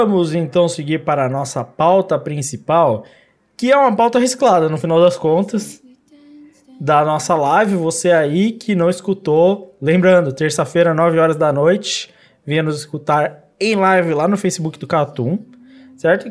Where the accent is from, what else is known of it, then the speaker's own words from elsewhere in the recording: São Paulo, Brazil; eu sou de São Paulo